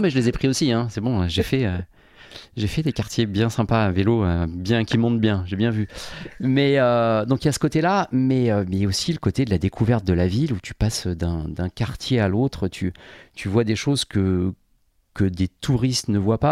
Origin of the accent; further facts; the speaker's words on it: Paris, Île-de-France, France; Je suis parisien depuis, euh, depuis, depuis gamin. Enfin, parisien ou banlieusard suivant les périodes.